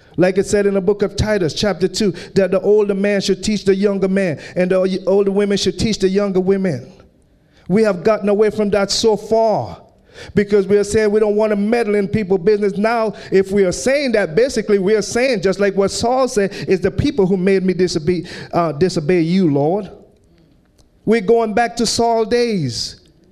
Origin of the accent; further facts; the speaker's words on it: British Virgin Islands; moved away; I grew up in the British Virgin Islands